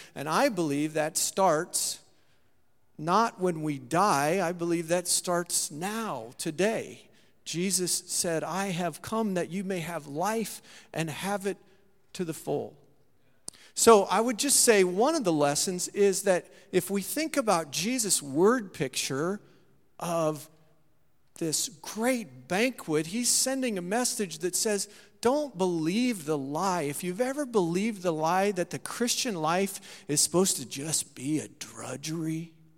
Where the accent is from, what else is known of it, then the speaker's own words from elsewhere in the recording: Saint Marys, United States; my hometown there in Saint Mary's